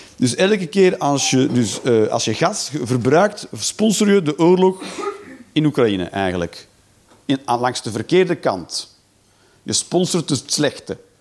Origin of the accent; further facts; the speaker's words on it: Belgium; als Belg